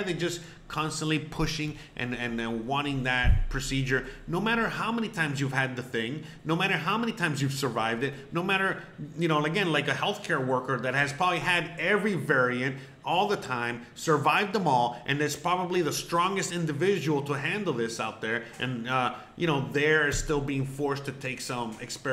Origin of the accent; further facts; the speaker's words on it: Miami, Florida, United States; now in Mexico; I'm from Miami